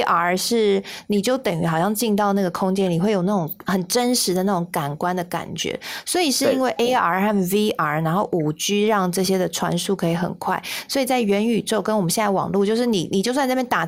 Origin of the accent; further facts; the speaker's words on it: Kaohsiung, Taiwan; 我自己是男子的小朋友啦哈，我是小，应该说我是男子出生的小孩。那其实炼油厂也在我的老家附近